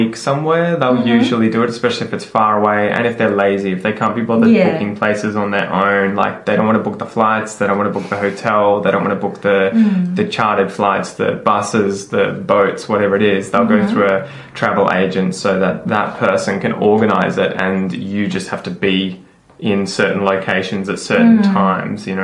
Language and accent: English; Australia; growing up in Australia, my parents would take us away each summer